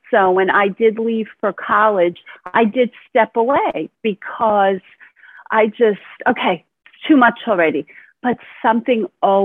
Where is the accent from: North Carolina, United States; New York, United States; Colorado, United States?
New York, United States; Brooklyn; born there; also born or lived in New England; now in Florida, United States; And I was born in Brooklyn, New York, and I've moved several places, mostly in the New England part of the United States. And now I live in sunny Florida